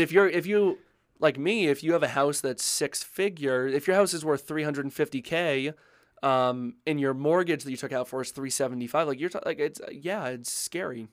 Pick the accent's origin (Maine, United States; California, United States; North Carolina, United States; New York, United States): Maine, United States; now in Colorado, United States; I grew up in Maine